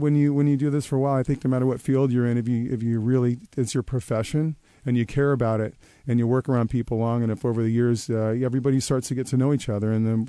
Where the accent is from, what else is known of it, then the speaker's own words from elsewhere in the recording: Seattle, Washington, United States; I grew up in Wallingford